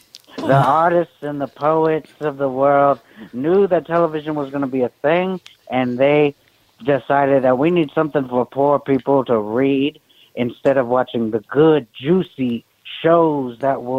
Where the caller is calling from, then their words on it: California, United States; I'm calling from prison. Hi. I'm calling from Pelican Bay.